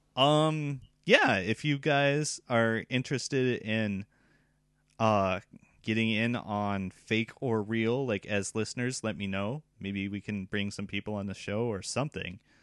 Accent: United States; now in Japan; I'm from America

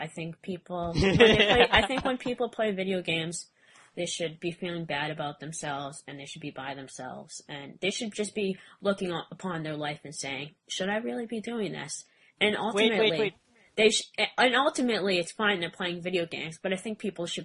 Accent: United States; me being American

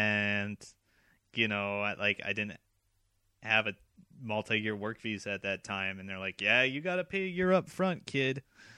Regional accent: United States; now in Japan; I am an American citizen

